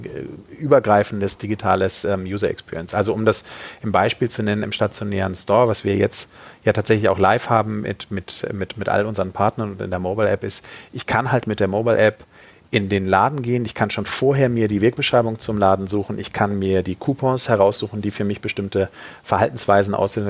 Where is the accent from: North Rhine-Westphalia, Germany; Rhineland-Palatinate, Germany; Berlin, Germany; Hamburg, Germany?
Hamburg, Germany; als Hamburger darf ich